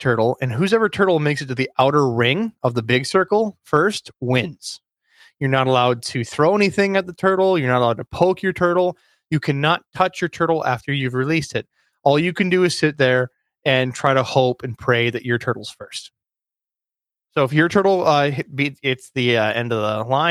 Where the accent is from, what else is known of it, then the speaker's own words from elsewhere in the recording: Perham, Minnesota, United States; Being raised in central northern Minnesota, I'm in the heart of the lakes.